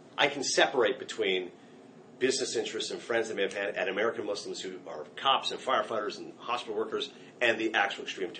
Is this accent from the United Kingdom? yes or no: no; Canada; moved away as an adult; now in United States; I'm Canadian, so I did not cast a vote.